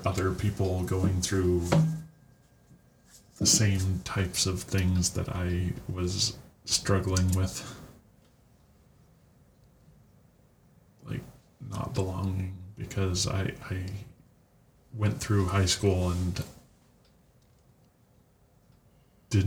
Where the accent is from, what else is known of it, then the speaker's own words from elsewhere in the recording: Santa Cruz County, California, United States; now in Phoenix, United States; I come from California, Santa Cruz County in particular